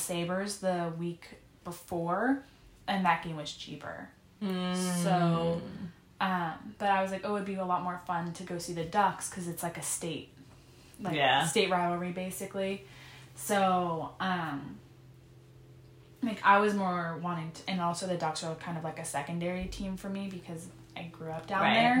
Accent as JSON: {"language": "English", "town": "Anaheim", "region": "California", "country": "United States", "tie": "born or raised there", "moved": "yes", "said": "I was born in Anaheim"}